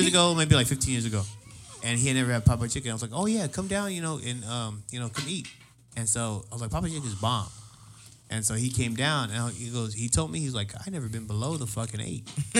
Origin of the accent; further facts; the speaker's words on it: San Diego, California, United States; when you're growing up in Paradise Hills